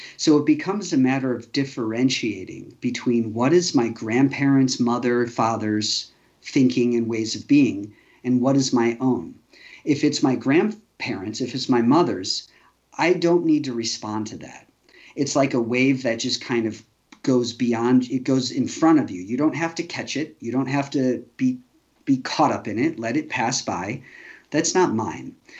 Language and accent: English; Chicago, Illinois, United States; I grew up fairly safe in Chicago